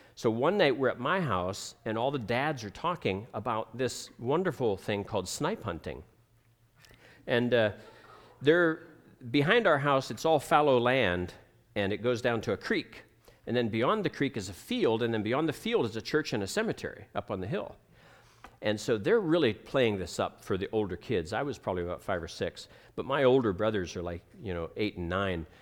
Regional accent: United States; moved away; also born or lived in Ohio / Pennsylvania; I grew up in Ohio, in Pennsylvania

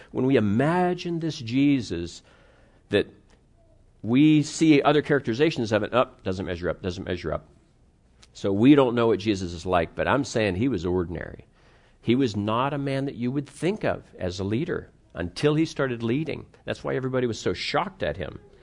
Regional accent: United States; also born or lived in Pittsburgh, Pennsylvania / Cleveland, Ohio; I grew up in Pittsburgh and Cleveland

